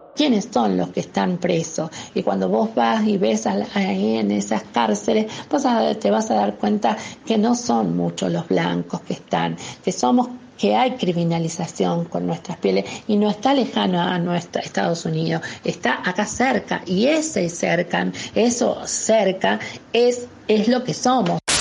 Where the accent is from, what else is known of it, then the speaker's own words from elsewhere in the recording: Salta, Argentina; now in Buenos Aires, Argentina; yo soy una provinciana, salteña, travesti, este, que ha sido expulsada de su provincia